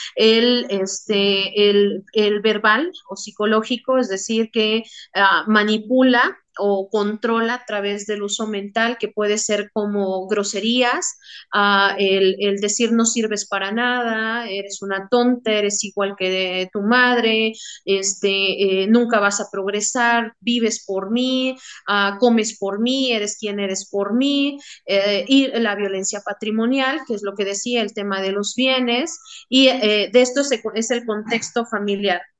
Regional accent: Mexico; como mexicanos

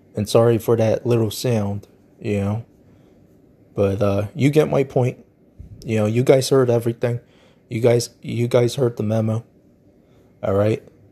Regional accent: United States; I'm American

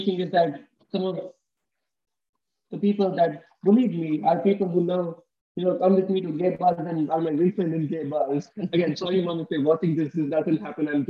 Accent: India; growing up in India

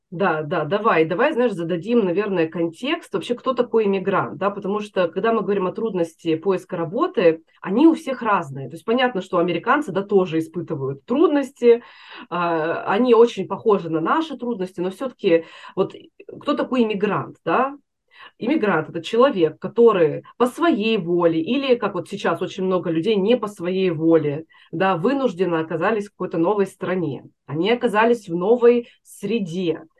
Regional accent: Chelyabinsk, Chelyabinsk Oblast, Russia; moved away as an adult; now in United States; Я из Челябинска

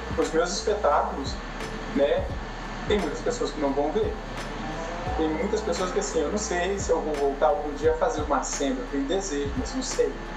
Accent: Brazil; eu sou brasileiro

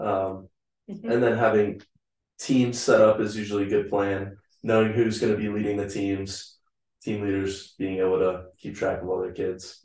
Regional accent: Covington, Kentucky, United States; moved away as an adult; now in Atlanta, United States; I'm from Covington, Kentucky

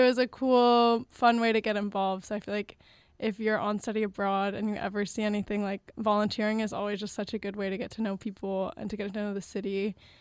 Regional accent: New Orleans, Louisiana, United States; I'm from New Orleans

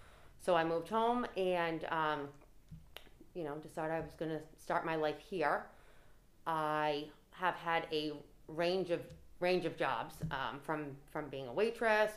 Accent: Cranston, Rhode Island, United States; also born or lived in Tallahassee, Florida; I am from Cranston, born and raised here, went through the public schools

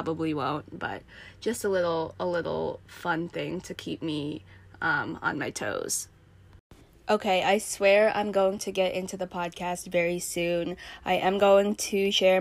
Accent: United States; also born or lived in Chongqing, China; I am an American.

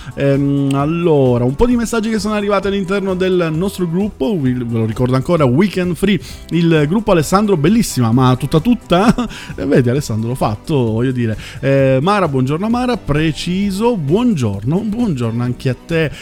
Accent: Southern Italy, Italy; parlo io d- da terrone

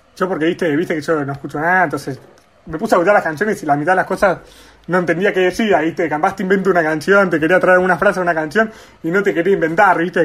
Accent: Argentina; como argentinos y como deportistas

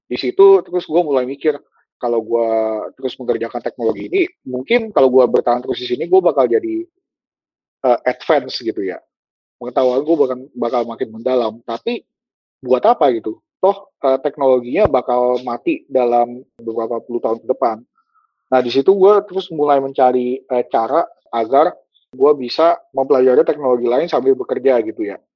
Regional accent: Indonesia; born there; agak sayang gitu kalau ilmunya itu gua pakai untuk bikin produk-produk yang nggak dijual di tanah kelahiran gue sendiri gitu.

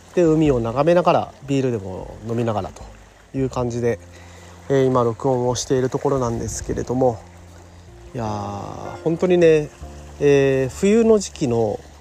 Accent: Kyushu, Japan; moved away as an adult; now in Okinawa, Japan; 地元の宮崎大学大分大学ねとかまあいろいろねあの地元の近くの大学も

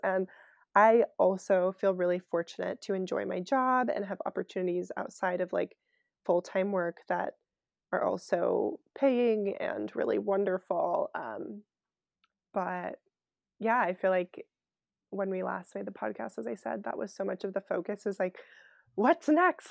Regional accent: Bay Area, California, United States; also born or lived in French Alps / Cleveland / New York; I grew up in the Bay Area

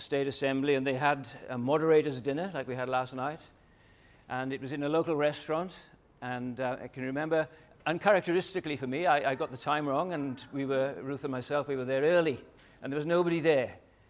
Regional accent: London, United Kingdom; now in Hobart, Australia; 30 years ago, I came to Hobart from London.

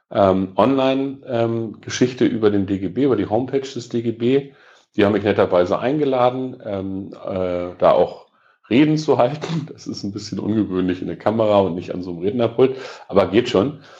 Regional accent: Peine, Lower Saxony, Germany; Ich bin im 1. Mai groß geworden ähm, und das ist in meiner Heimatstadt in Peine meistens gewesen, große Mai-Kundgebung äh, und dann ordentliches Familienfest.

